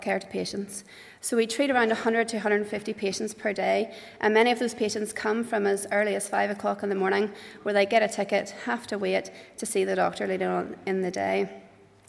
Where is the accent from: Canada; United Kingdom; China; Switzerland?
United Kingdom; Bangor, Northern Ireland; moved away as an adult; now in Haiti; I'm actually from Bangor, so it's nice to be at home.